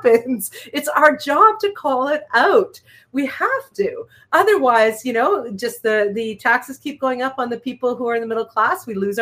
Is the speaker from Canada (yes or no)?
yes; Montreal, Quebec, Canada; also born or lived in Toronto / Winnipeg / Southern Ontario; now in Hamilton, Canada; I was born in Toronto, raised in Montreal, stuck in Winnipeg for 6 years.